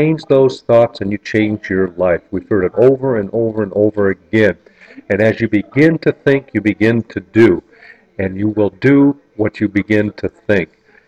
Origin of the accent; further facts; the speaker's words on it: North Kingsville, Ohio, United States; where I grew up in North Kingsville, Ohio